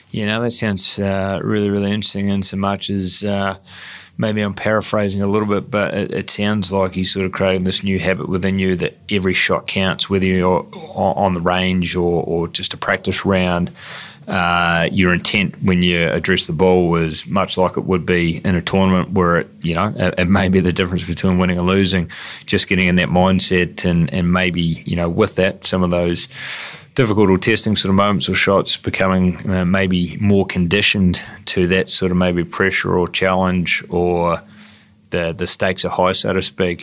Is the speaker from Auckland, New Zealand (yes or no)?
no; Dunedin, Otago, New Zealand; my hometown of uh, Dunedin